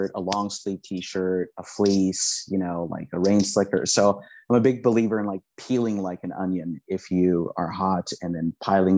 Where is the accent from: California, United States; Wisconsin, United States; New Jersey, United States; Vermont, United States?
California, United States; Los Angeles; English is a second language; growing up in Southern California